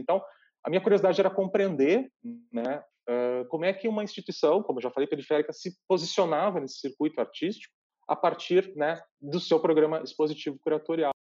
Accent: Bento Gonçalves, Rio Grande do Sul, Brazil; also born or lived in Santa Maria, Rio Grande do Sul; Eu nasci uh, em Bento Gonçalves, interior do Rio Grande do Sul, na Serra Gaúcha, e fui estudar em Santa Maria

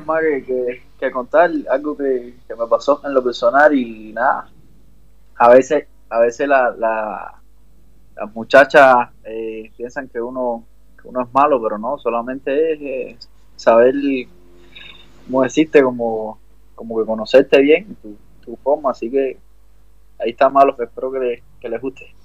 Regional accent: Cuba; yo soy cubano

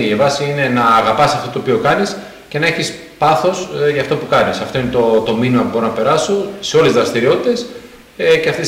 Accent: Germany; Greek is a second language; γεννήθηκα στη Γερμανία, οπότε ουσιαστικά όλη μου τη ζωή την έχω περάσει εκεί πέρα.

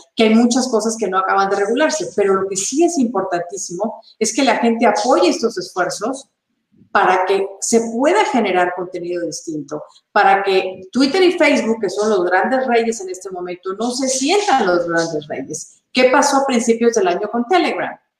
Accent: Monterrey, Nuevo León, Mexico; yo empecé mi carrera en Monterrey, México, la ciudad donde yo nací

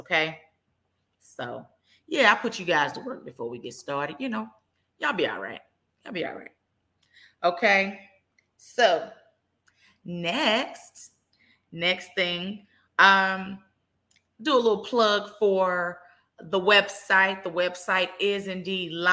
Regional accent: Dallas, Texas, United States; I am born and raised in Dallas

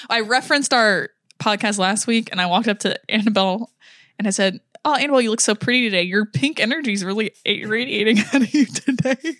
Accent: United States; I'm American

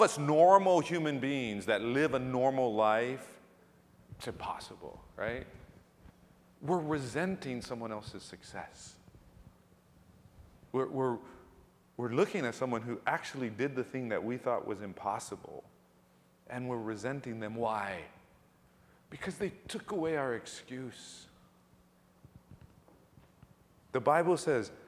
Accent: Ewa Beach, Hawaii, United States; moved away; growing up in Hawaii, and especially growing up in Ewa Beach, not new Ewa Beach, but real Ewa Beach

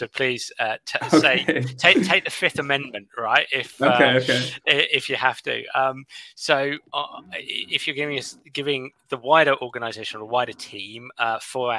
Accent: England, United Kingdom; as an Englishman

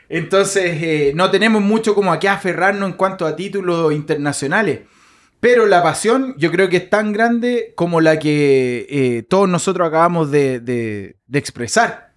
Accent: Chile; yo también vengo de Chile y vengo de una parte de campo

